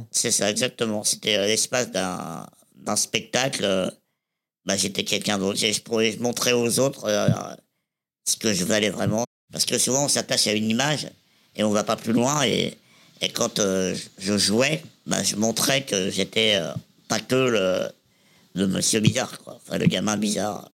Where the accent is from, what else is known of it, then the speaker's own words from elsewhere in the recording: Reims, Grand Est, France; je suis né à, Reims, dans la Marne, le 14 avril 1987